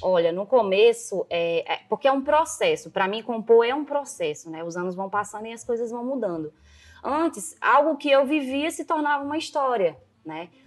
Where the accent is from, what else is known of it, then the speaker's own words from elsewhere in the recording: Rio Branco, Acre, Brazil; also born or lived in Jordão, Acre / Marília, São Paulo; sou do Acre, sim, como todo mundo fala, do pé rachado